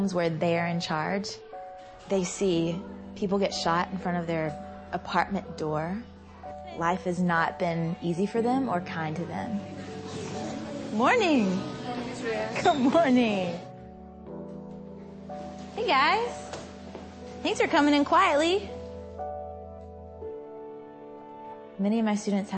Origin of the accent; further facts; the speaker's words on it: Georgia, United States; I grew up in Georgia, mostly at my grandmother's house because my mom and dad were divorced